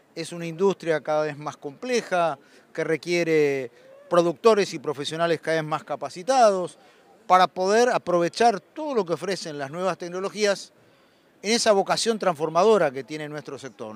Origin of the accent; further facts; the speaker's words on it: Buenos Aires, Argentina; nací en Buenos Aires